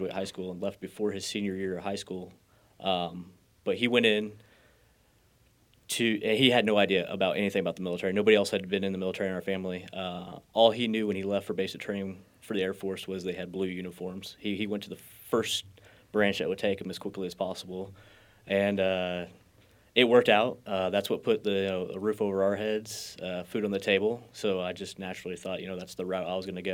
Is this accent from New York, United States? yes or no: no; Buckner, Missouri, United States; Usually I just tell people Independence, Missouri, because they know where that is. But I lived out in the country. Our address is Buckner